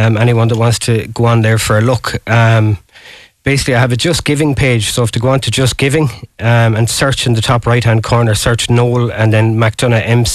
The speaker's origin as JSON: {"language": "English", "town": "Galway", "region": "Connacht", "country": "Ireland", "said": "I'm from Bohermore, just down the road there"}